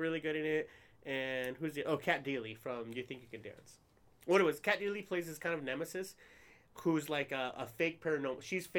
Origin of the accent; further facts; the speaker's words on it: New Jersey, United States; I'm from New Jersey.